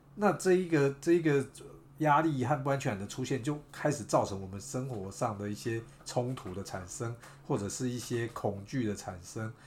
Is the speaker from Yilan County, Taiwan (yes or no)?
no; Beigang, Yunlin County, Taiwan; 我是来自北港，但是其实我也不拜妈祖那些的，我也没有偶像崇拜那些